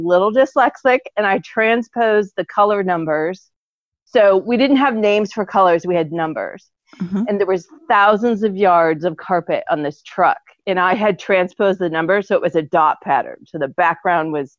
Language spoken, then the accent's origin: English; Ames, Iowa, United States; I'm from Ames. I wasn't born there, but I moved there as a baby. So it's my hometown